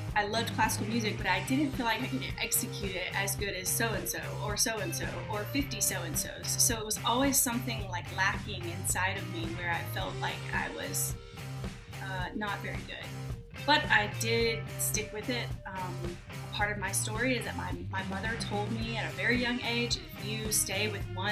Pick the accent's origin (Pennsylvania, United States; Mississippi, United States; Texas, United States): Mississippi, United States; Southern; moved away as an adult; also born or lived in India; now in New York, United States; I'm from Southern Mississippi, actually. Was born and raised there about an hour from the Gulf Coast